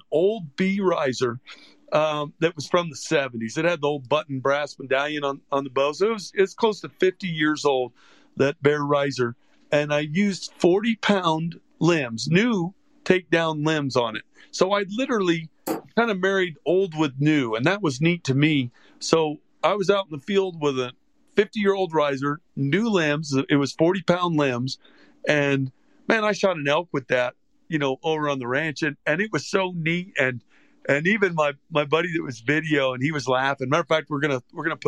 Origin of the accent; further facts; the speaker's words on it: Gainesville, Florida, United States; I grew up in Gainesville, Florida.